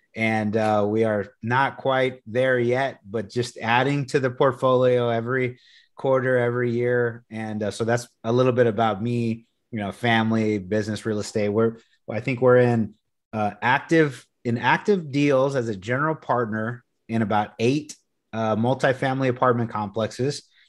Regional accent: Corpus Christi, Texas, United States; moved away; also born or lived in San Antonio, Texas; I'm originally from Corpus Christi, Texas. So I grew up at the beach

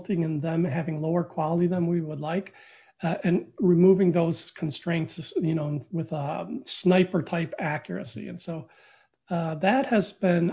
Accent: Flint, Michigan, United States; I grew up in Flint, Michigan

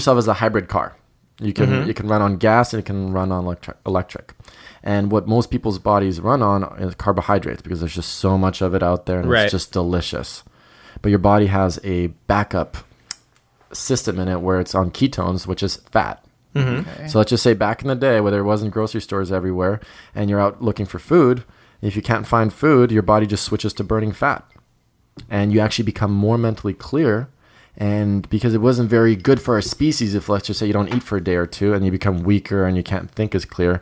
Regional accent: Croatia; moved away; also born or lived in Germany; I'm originally from Croatia

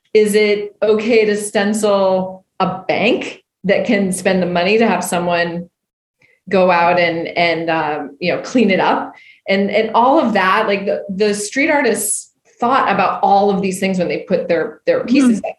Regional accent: Winterport, Maine, United States; I'm from Maine originally. A Winterport, Maine, a town of 2,000 people, uh, and the only winter port in the US. So I grew up

